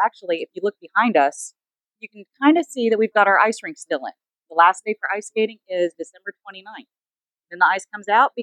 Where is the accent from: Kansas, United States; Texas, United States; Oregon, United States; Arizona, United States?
Kansas, United States; Cimarron; he's from my hometown